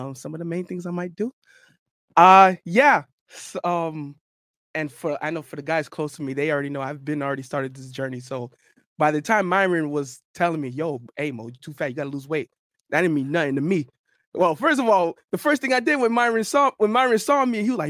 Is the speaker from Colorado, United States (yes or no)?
no; North Miami, Florida, United States; I'm actually was born and raised in North Miami, Florida